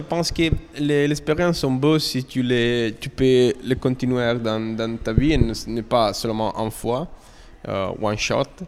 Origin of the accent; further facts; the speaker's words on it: Italy; French is a second language; je suis italien. Et c'est la première fois que je parle en français